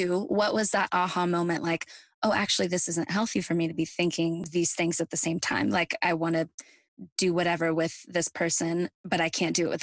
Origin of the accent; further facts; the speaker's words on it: Midwest, United States; moved away as an adult; now in Nashville, United States; I'm also from the Midwest like you are. And moving away to Nashville, 700 miles away